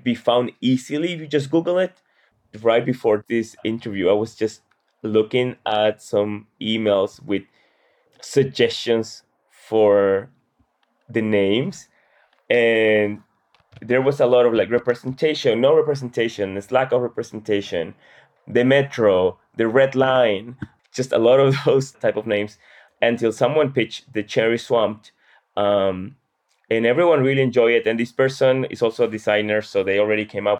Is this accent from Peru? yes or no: yes; Peru; now in Washington, D.C., United States; I'm originally from Peru.